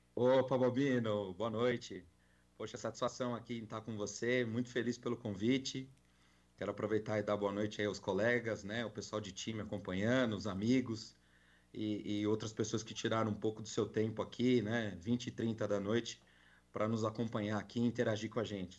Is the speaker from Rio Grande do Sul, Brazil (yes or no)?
no; São Paulo, Brazil; now in Goiás, Brazil; Sou paulistano. Eu brinco que agora eu sou goiano